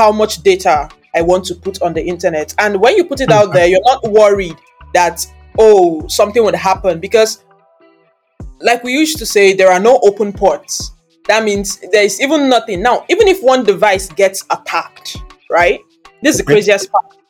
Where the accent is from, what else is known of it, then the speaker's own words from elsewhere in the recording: Anambra, Nigeria; I'm from the eastern part of the world. It's a part of Nigeria. I'm from Anambra State.